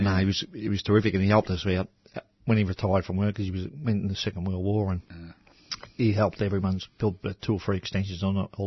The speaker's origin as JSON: {"language": "English", "town": "Melbourne", "region": "Victoria", "country": "Australia", "tie": "born or raised there", "said": "I was born in South Melbourne."}